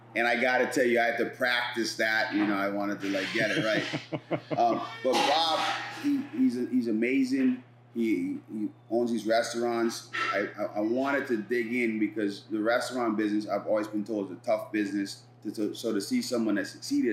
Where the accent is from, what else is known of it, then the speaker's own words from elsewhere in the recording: Bahamas; moved away; I'm an immigrant from the Bahamas, my first job here, I was a dishwasher.